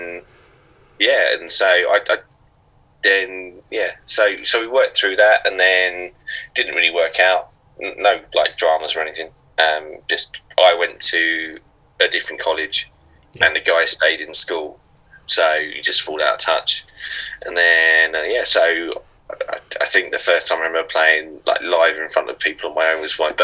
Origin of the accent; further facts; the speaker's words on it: Upminster, London, United Kingdom; also born or lived in Brentwood; I grew up in Upminster, and then I moved to Brentwood